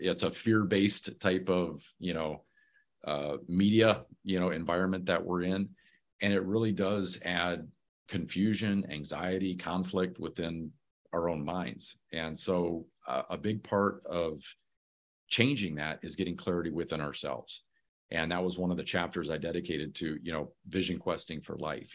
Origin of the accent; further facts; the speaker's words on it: Muskegon, Michigan, United States; moved away; I'm originally from Muskegon, Michigan.